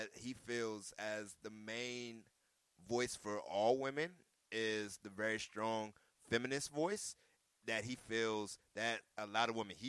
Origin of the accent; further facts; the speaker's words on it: the South, Southern United States, United States; I'm a Southerner. That's my Southern upbringing